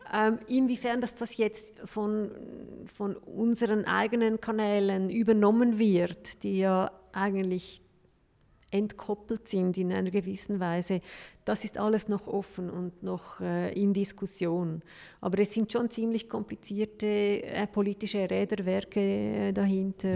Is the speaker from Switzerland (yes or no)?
yes; Switzerland; bei uns in der Schweiz